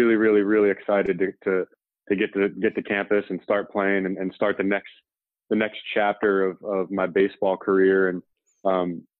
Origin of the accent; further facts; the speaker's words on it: Limerick, Pennsylvania, United States; moved away as an adult; also born or lived in South Carolina; Growing up in the Northeast